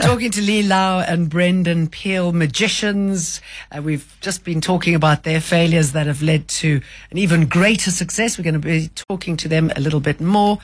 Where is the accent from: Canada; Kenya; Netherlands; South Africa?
South Africa; moved away as an adult; I'm South African.